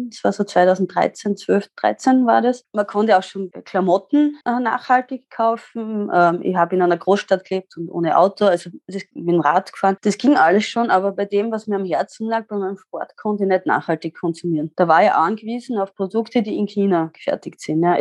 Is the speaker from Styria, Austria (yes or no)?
yes; Styria, Austria; Ich bin am Bauernhof aufgewachsen in der Südsteiermark mit Äpfel, Landwirtschaft und habe dann die Technik für mich entdeckt